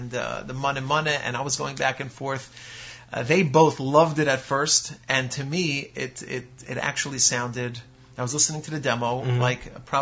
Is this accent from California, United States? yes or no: no; Lakewood, New Jersey, United States